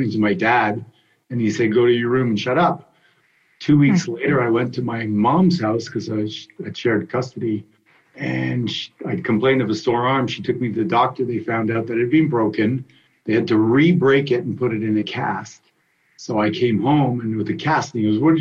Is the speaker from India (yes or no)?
no; Canada; I grew up in Canada skating